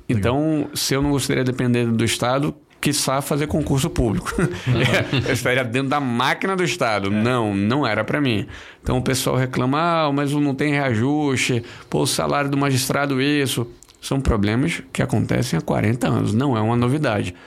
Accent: Bahia, Brazil; Eu sou baiano, eu me formei na Bahia

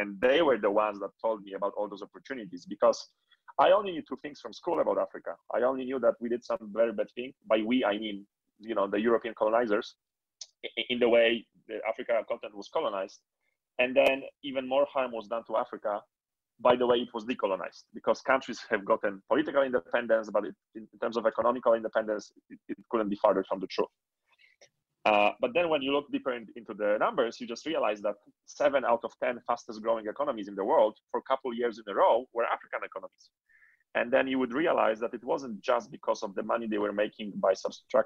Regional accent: Poland; moved away; born and raised in Poland

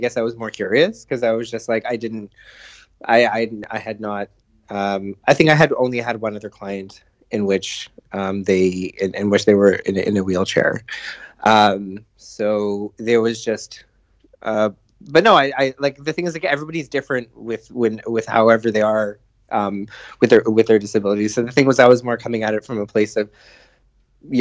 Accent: Canada; I'm Indian Pakistani descent, born and raised in Canada

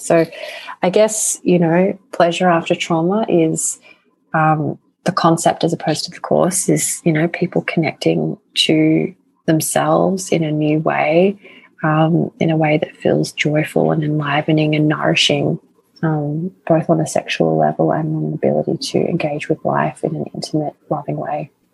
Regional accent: Australia; accent: Australian; with my Australian accent

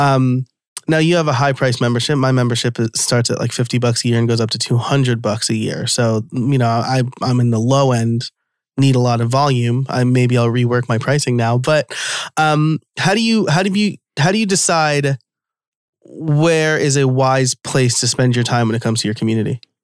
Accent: New York, United States; I'm from New York

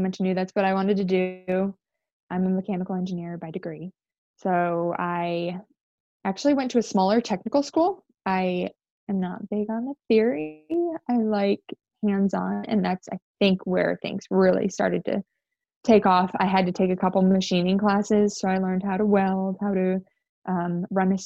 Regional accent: Georgia, United States; also born or lived in upstate New York; I was born in upstate New York, and we moved down here when we were fairly young, down to, I live in Georgia. I've lived in Georgia for most of my life

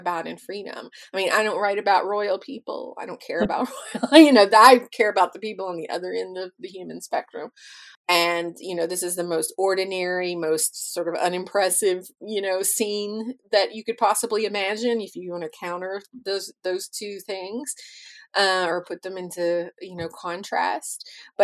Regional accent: Russellville, Kentucky, United States; moved away as an adult; my hometown of Russellville, Kentucky, which is where I was born and raised.

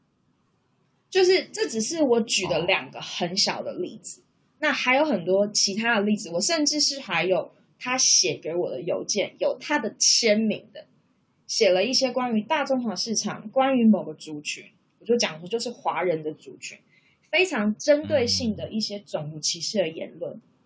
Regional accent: Taiwan; moved away as an adult; now in Canberra, Australia; 那是因为我的另外一半就是他，他不是台湾人，所以他跟我当然就是异国恋情嘛，因为我们两个来自不同的国家，不同的文化背景

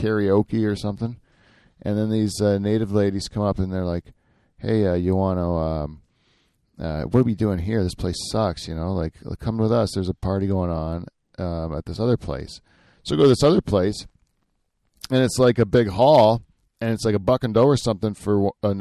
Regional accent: Norfolk County, Ontario, Canada; I grew up around here in Norfolk County

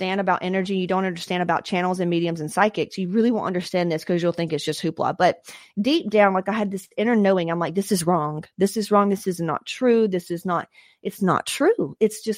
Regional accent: Atlanta, Georgia, United States; I grew up in Atlanta

